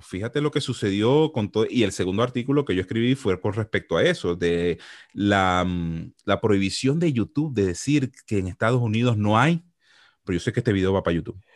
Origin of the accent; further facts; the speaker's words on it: Venezuela; moved away as an adult; yo estaba trabajando como, como economista tranquilito en mi país, eh, asesorando empresas, normalito. Ah, yo no tuve que haber salido de Venezuela